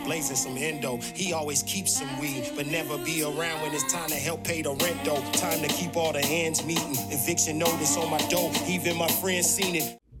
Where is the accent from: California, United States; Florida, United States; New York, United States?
California, United States; Long Beach; I'm from Long Beach